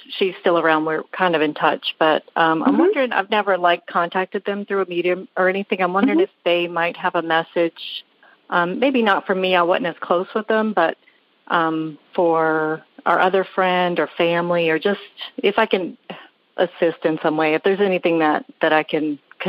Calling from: Mississippi, United States; I'm in Mississippi.

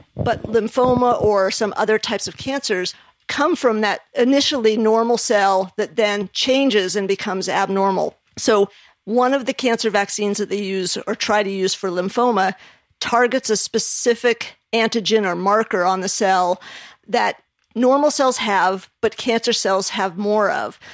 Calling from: Ponte Vedra, Florida, United States; I'm calling from Pontevedra, Florida.

